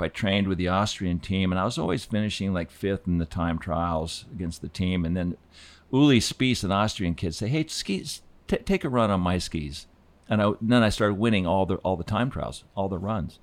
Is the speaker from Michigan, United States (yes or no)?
no; Aspen, Colorado, United States; also born or lived in Fort Collins, Colorado / Laramie, Wyoming; growing up in Aspen